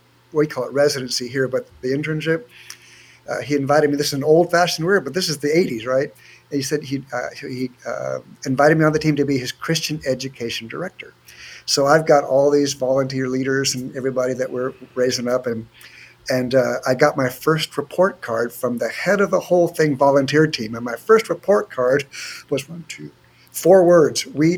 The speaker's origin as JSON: {"language": "English", "town": "San Diego", "region": "California", "country": "United States", "tie": "born or raised there", "said": "I am one of the few native Southern Californians born and raised in San Diego"}